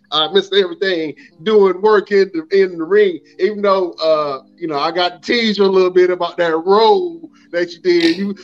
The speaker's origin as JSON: {"language": "English", "region": "Eastern North Carolina", "country": "United States", "also_born_or_lived": "Durham, North Carolina", "said": "I'm from Eastern North Carolina"}